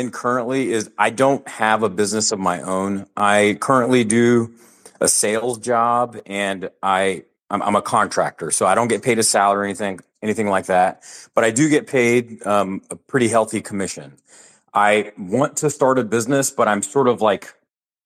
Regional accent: Texas, United States; also born or lived in Houston; I'm actually a Texan myself.

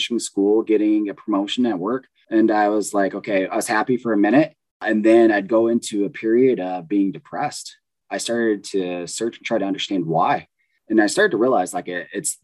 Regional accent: Southern California, United States; moved away as an adult; also born or lived in Midwest; I grew up in Southern California to a really poor family on welfare

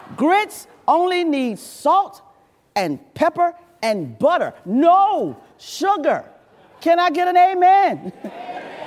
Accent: the South, United States; also born or lived in Georgia / South Carolina / North Carolina; now in Virginia, United States; I was raised in the South. I'm a Southerner. I'm unapologetically a Southerner

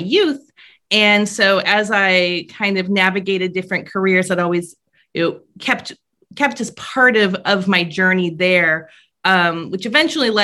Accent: Paradise, California, United States; moved away as an adult; now in Vermont, United States; I grew up in Paradise, California, which is a small rural town in California

